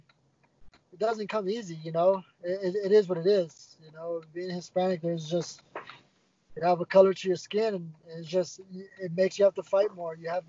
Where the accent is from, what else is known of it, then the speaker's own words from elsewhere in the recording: Guatemala; I'm from Guatemala.